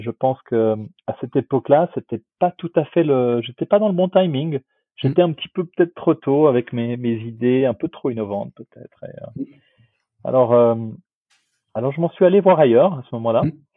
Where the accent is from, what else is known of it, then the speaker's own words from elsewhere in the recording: Switzerland; je suis suisse quelque part